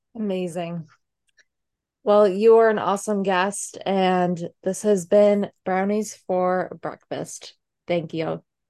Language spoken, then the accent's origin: English; Massachusetts, United States; moved away; I am from Massachusetts originally